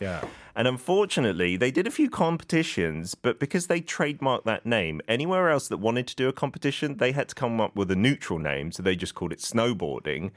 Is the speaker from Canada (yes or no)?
no; United Kingdom; As a Brit